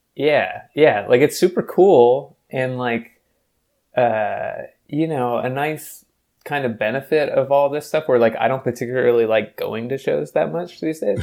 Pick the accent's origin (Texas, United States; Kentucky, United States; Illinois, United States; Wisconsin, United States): Kentucky, United States; Louisville; moved away as an adult; also born or lived in North Carolina; now in Seattle, United States; I grew up in Louisville through high school, and then I left to go to college in North Carolina